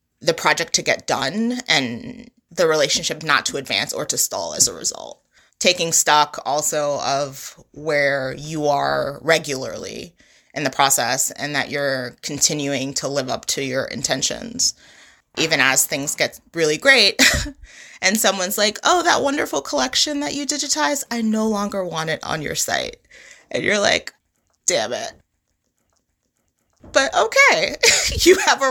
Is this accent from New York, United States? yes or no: yes; New York City, New York, United States; moved away; I grew up in Brooklyn, and Brooklyn looks entirely different from when I lived there and grew up there